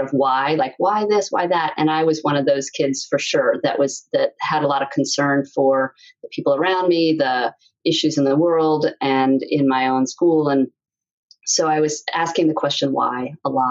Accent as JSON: {"language": "English", "town": "New York City", "region": "New York", "country": "United States", "tie": "born or raised there", "said": "I grew up in New York City"}